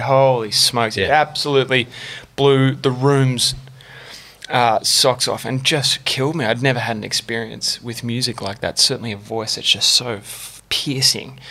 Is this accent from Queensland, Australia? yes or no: no; St Ives, New South Wales, Australia; I grew up in St Ives